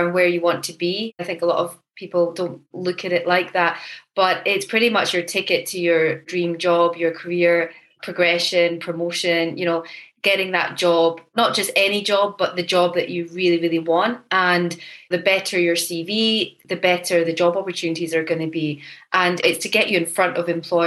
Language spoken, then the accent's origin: English; Edinburgh, Scotland, United Kingdom; I'm originally from Edinburgh. So I grew up in Edinburgh